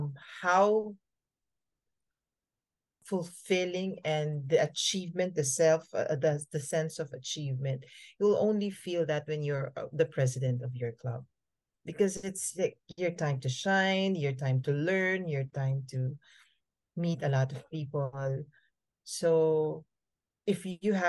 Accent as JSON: {"language": "English", "town": "Manila", "region": "Metro Manila", "country": "Philippines", "tie": "born or raised there", "also_born_or_lived": "Bohol", "said": "I was born in Bohol, but Bohol is in Visayas, for your information. So it's near Cebu, Indra. Okay. I was born there, but before I turned one, I was moved here in Manila"}